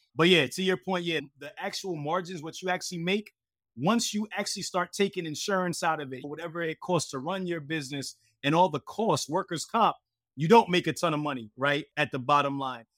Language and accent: English; Hightstown, New Jersey, United States; also born or lived in Brooklyn, New York; I moved to Central Jersey, a small place called Haidstown, New Jersey, as a young kid.